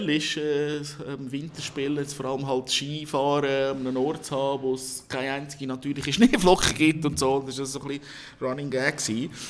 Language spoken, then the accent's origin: German; Switzerland; Und wir natürlich als Schweizer sagen, ja.